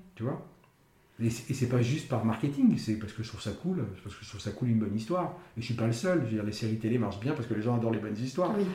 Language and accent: French; Paris, Île-de-France, France; Je suis parisien de naissance, je suis parisien d'habitation